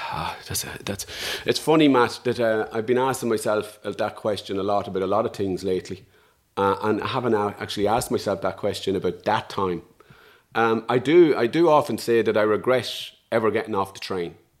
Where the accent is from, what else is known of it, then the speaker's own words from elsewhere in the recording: Dundalk, Leinster, Ireland; I'm a guy from Dundalk